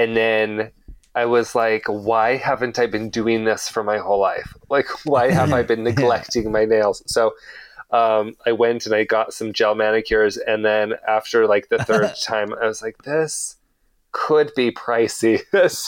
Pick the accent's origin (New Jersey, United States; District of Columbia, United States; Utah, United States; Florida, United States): Utah, United States; Salt Lake City; moved away as an adult; also born or lived in Brooklyn, New York; now in New York, United States; I moved from Salt Lake City in Utah. That's where I grew up.